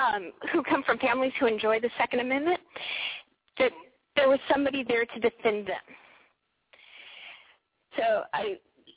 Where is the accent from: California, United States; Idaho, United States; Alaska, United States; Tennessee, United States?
California, United States; I grew up in California